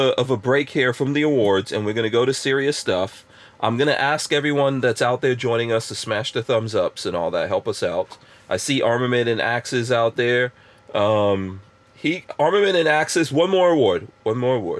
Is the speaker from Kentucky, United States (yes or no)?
no; New York, United States; moved away; I'm also a New Yorker